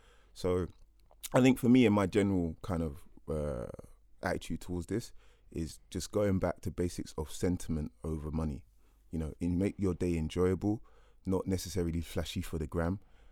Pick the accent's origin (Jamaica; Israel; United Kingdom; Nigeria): Jamaica; So I'm from Jamaica